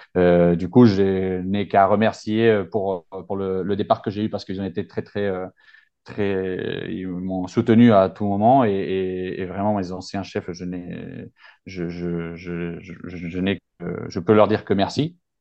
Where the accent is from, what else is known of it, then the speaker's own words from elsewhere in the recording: Madrid, Community of Madrid, Spain; moved away as an adult; also born or lived in Reims; je suis de Madrid à la base. Euh, ça s'entend un peu dans l'accent, je pense